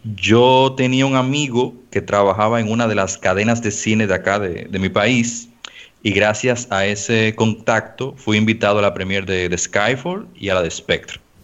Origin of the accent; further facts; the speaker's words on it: Dominican Republic; acá en mi país